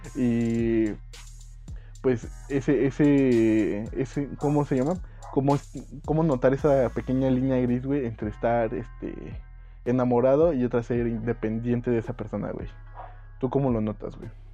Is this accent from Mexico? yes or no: yes; Mexico; siendo mexicano